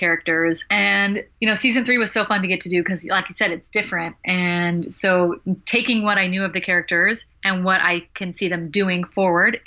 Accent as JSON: {"language": "English", "town": "Los Angeles", "region": "California", "country": "United States", "said": "I'm from Los Angeles"}